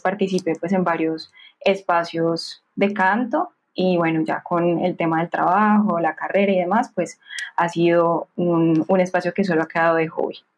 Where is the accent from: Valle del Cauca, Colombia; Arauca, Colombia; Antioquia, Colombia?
Valle del Cauca, Colombia; Cali; soy caleñísima, así me, así me mm. nombro. sí, eh, Soy más caleña que el pan de bono